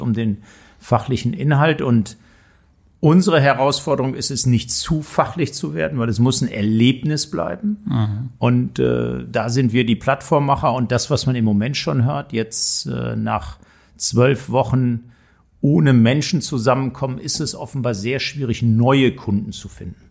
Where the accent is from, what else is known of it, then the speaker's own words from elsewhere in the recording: Hamm, North Rhine-Westphalia, Germany; also born or lived in Frankfurt; now in Hanover, Germany; Ich bin also groß geworden in Hamm. Das ist ja. noch Ruhrgebiet, westliche Teil des Potts. Ich kann also auch Dortmund ohne R sagen